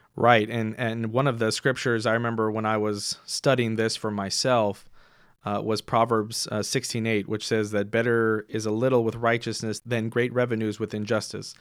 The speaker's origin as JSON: {"language": "English", "town": "Houston", "region": "Texas", "country": "United States", "tie": "born or raised there", "also_born_or_lived": "Seattle, United States / Waco, United States", "moved": "as an adult", "lives_now": "Fort Worth, United States", "said": "I grew up in Houston"}